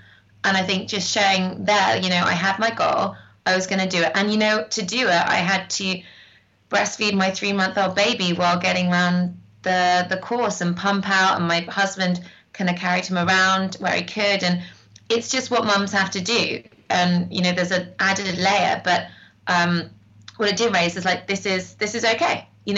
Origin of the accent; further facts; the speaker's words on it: North West England, United Kingdom; And I grew up hiking in the Lake District. My grandma's in the Lake District.